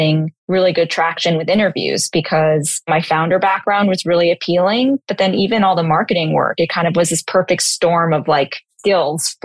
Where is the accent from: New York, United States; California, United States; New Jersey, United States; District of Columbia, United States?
New York, United States; New York City; growing up in New York City and being exposed to a lot very early on